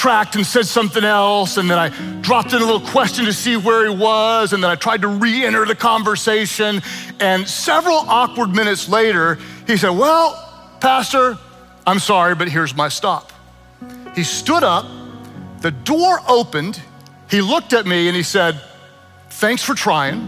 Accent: Oklahoma, United States; I am from Oklahoma, where Uber is not nearly as exciting as the L is in Chicago.

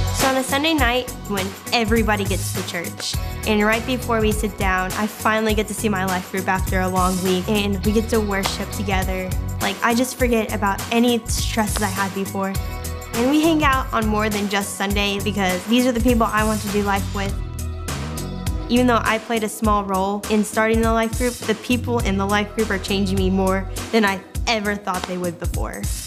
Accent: Nashville, Tennessee, United States; I'm from the Nashville area

